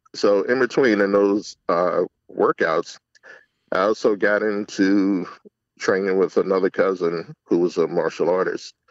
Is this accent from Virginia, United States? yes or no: yes; Alexandria, Virginia, United States; also born or lived in Texas; now in Monroe County, United States; I was born in Texas. Uh, my dad was in the Air Force. That was a short stay. And I grew up in Northern Virginia, in Alexandria.